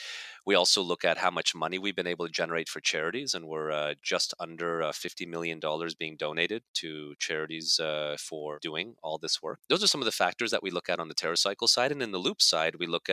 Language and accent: English; Hungary; born there; also born or lived in Germany / Canada; I was born in Hungary, so I picked it up there. Then I lived in Germany and lived in Canada, where we learned French, and then of course English